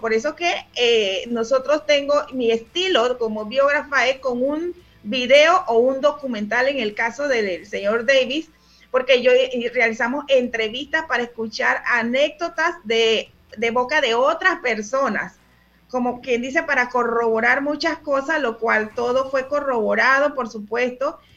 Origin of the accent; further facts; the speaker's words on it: Panama; soy panameña